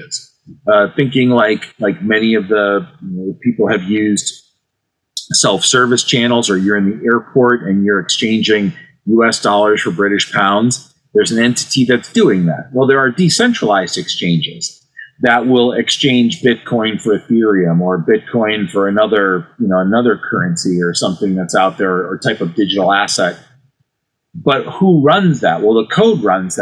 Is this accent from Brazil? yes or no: no; Cleveland, Ohio, United States; my hometown team, the Cleveland Cavaliers